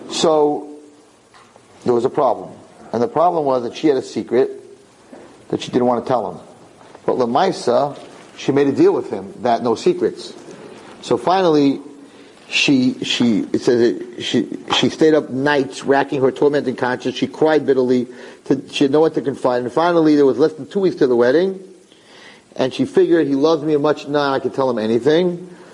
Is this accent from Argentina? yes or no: yes; Argentina; we divorced in Argentina in a civil court. I was living, I, came, I come from Argentina.